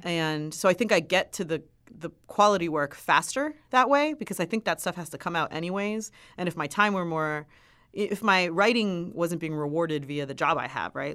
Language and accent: English; Miami, Florida, United States; I grew up in Miami.